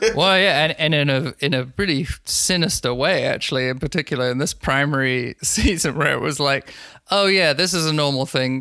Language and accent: English; London, United Kingdom; I'm from I'm from London, as I said. I've finished high school in 2008